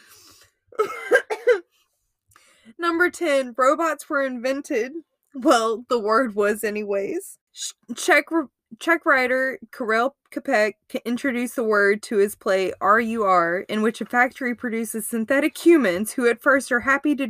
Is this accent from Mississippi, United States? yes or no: yes; Mississippi, United States; Born and raised in Mississippi